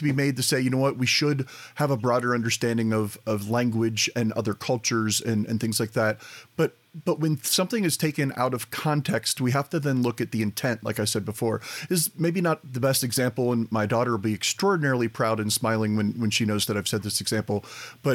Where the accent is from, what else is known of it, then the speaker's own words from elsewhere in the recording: United States; I'm the American